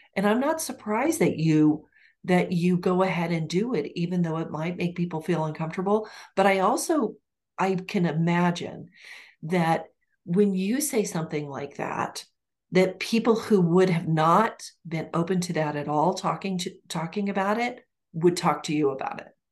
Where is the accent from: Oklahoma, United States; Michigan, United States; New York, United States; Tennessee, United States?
Oklahoma, United States; Ponca City; moved away; my hometown in Oklahoma